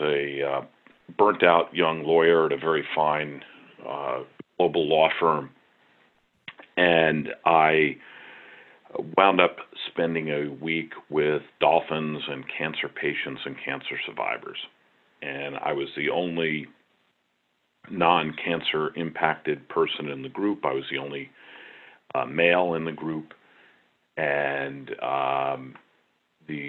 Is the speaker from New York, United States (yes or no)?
yes; Long Island, New York, United States; a young boy growing up on Long Island